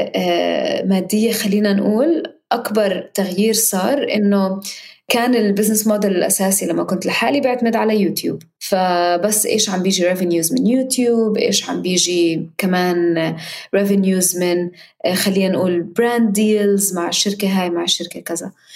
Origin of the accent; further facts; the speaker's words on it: Palestine; وكوني أنا فلسطينية